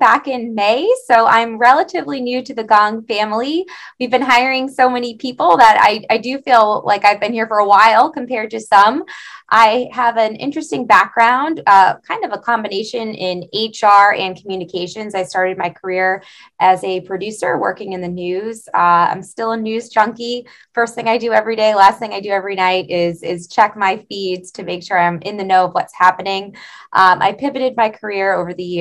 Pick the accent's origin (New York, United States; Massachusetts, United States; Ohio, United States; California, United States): Massachusetts, United States; I'm from Massachusetts